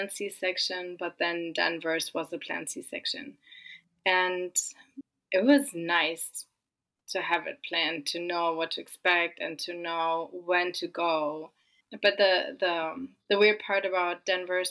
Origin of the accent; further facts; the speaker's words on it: Germany; moved away as an adult; also born or lived in California; now in Austin, United States; we are originally from Germany, but we live just outside of Austin